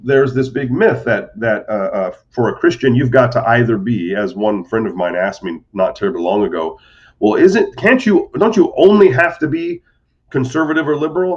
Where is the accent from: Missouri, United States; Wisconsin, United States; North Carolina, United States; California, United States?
California, United States; Modesto; moved away as an adult; also born or lived in Butte, Montana / Detroit, Michigan; now in Naples, United States; I grew up in Modesto, California, which is North Central